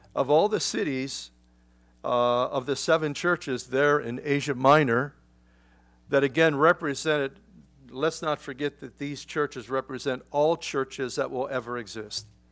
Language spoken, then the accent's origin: English; United States; as an American